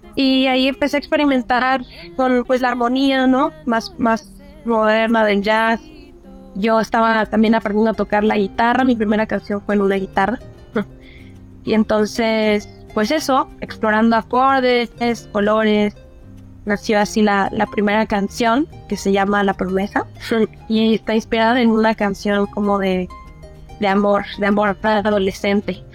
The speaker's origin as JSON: {"language": "Spanish", "region": "Veracruz", "country": "Mexico", "also_born_or_lived": "Guatemala", "said": "ciertos lugares que, que, me conforman, que es Veracruz, que también es Guatemala, yo soy mitad guatemalteca, mi, padre, mira, mi padre es de Guatemala"}